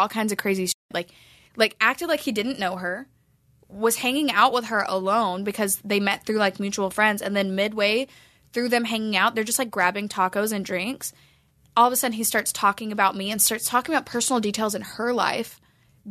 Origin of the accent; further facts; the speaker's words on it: Texas, United States; moved away as an adult; now in Santa Monica, United States; I am from Texas